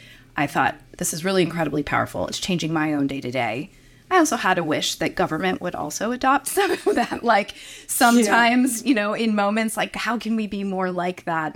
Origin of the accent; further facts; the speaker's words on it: Virginia, United States; Virginia, my home state, has a lot of military